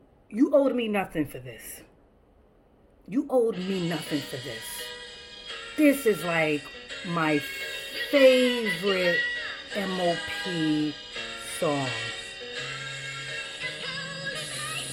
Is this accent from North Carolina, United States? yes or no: no; New York City, New York, United States; I'm not even from Brownsville. I'm from Bushwick